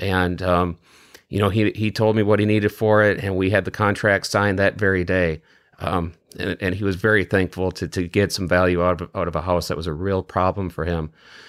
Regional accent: Wisconsin, United States; also born or lived in Michigan's Upper Peninsula; I grew up in Western Wisconsin, and then I spent 7 years way in the northern part of Michigan's Upper Peninsula.

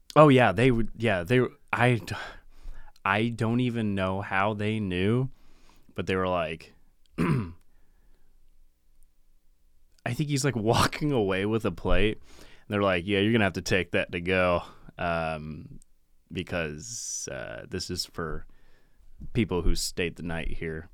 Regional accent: Pacific Northwest, United States; from the Pacific Northwest

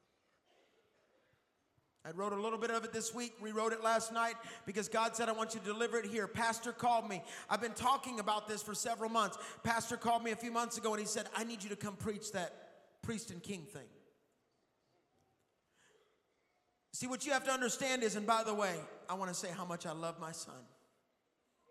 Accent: Texas, United States; I'm from Texas

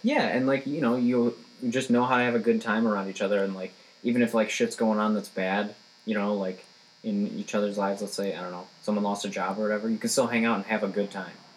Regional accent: Rochester, Michigan, United States; Rochester, Michigan. Rochester. It's my hometown. It's like an hour north of Detroit

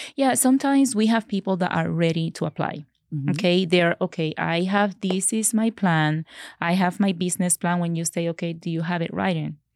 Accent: Puerto Rico; moved away as an adult; now in Colorado, United States; I am from Puerto Rico. So I'm an original from Puerto Rico

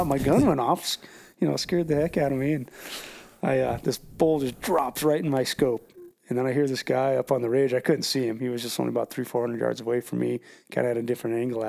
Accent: Montana, United States; growing up in Montana

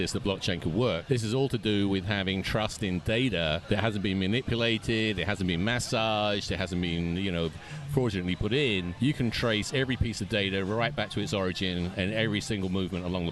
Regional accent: London, United Kingdom; moved away as an adult; in London, England.

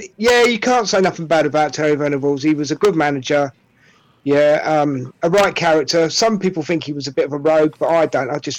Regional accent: Fareham, South East England, United Kingdom; also born or lived in Portsmouth; now in Newcastle, United Kingdom; I was actually brought up in a place called Fareham, which is in between Southampton and Portsmouth. Oh. But I used to work in Portsmouth.

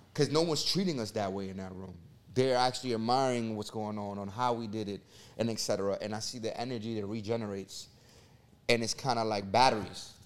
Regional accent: New York City, New York, United States; I come from Section eight housing in the Bronx, New York.

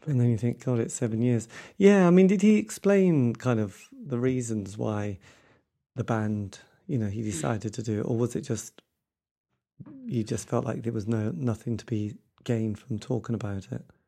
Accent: Norwich, East of England, United Kingdom; I come from Norwich, you know, we don't have a lot of amazing bands in this area

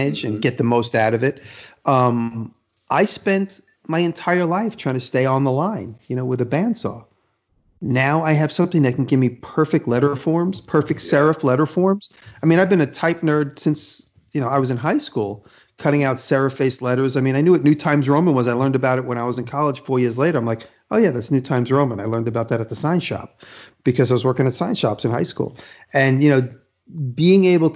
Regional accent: New York City, New York, United States; moved away; I'm from Manhattan.

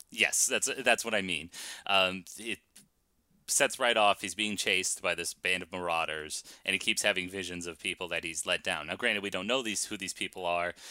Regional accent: Boston, Massachusetts, United States; you and I are Boston sports fans. We grew up in Boston

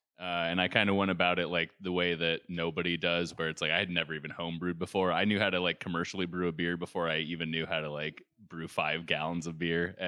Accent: Newton, Iowa, United States; moved away; also born or lived in California; We grew up in the same hometown, Newton, Iowa.

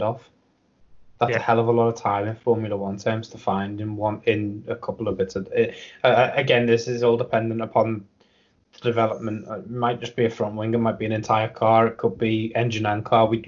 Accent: United Kingdom; I'm a Brit myself

